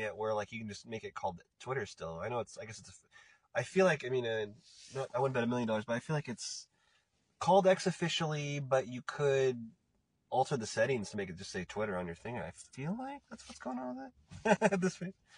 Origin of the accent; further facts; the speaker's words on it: Portland, Oregon, United States; moved away; also born or lived in Los Angeles; I'm from Portland. I'm here right now